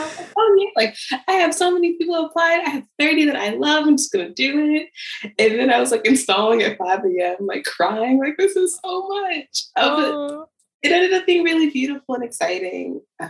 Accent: Baltimore, Maryland, United States; now in Philadelphia, United States; I was looking for colleges, and I didn't want to be in Baltimore because I'm like, it's a little too close to home.

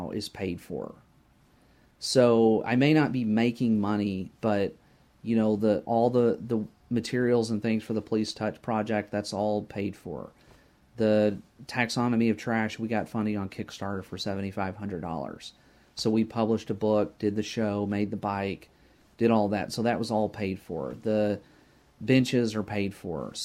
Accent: between Lubbock and Midland, West Texas, United States; moved away; I grew up in West Texas between Lubbock and Midland

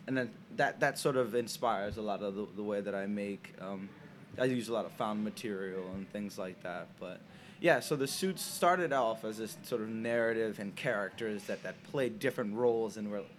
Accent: Senegal; now in United States; I grew up in Senegal, West Africa

